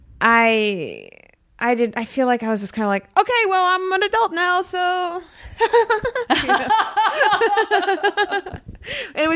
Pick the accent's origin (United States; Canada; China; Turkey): United States; Spencerville, Maryland; I'm from Spencerville, Maryland, which is 20 minutes north of DC and like south of Baltimore. So it's kind of in the middle. It was very rural